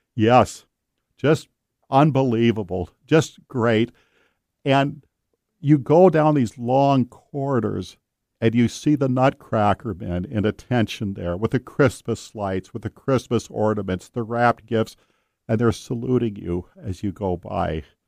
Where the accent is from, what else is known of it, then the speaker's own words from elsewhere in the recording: Marysville, Washington, United States; That's my hometown, Marysville